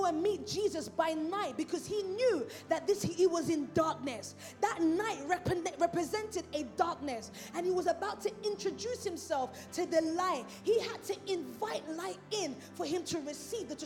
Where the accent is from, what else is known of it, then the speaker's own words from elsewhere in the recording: London, United Kingdom; I'm from Islington